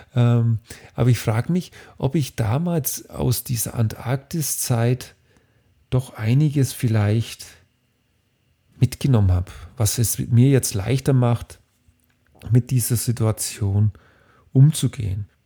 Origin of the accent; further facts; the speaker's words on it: Bavaria, Germany; Bei uns in Bayern